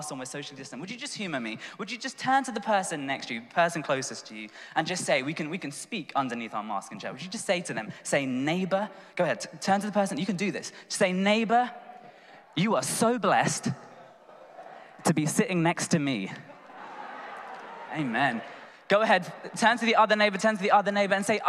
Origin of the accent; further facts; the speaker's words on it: London, United Kingdom; I'm from Tooting in southwest London, and my dad's from India, mum's from Sri Lanka